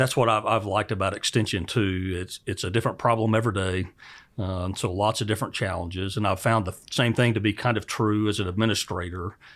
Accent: Oklahoma, United States; moved away; I grew up in Oklahoma

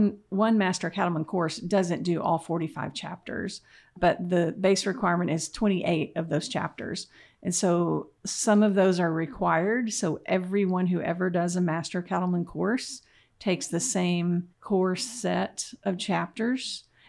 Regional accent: Sterling, Oklahoma, United States; moved away as an adult; also born or lived in Texas / Massachusetts / Michigan; So I'm a Southwest Oklahoma girl. I grew up in Sterling and came to OSU for a bachelor's and master's, went to Texas A&M for my PhD, and then went off to the great Northeast and was at the University of Massachusetts

